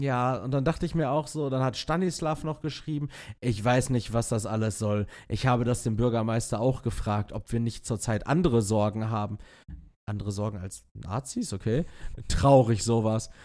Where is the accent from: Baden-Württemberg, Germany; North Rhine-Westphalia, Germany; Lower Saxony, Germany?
North Rhine-Westphalia, Germany; Castrop-Rauxel; in Castrop-Rauxel am, also meiner, meiner Heimatstadt.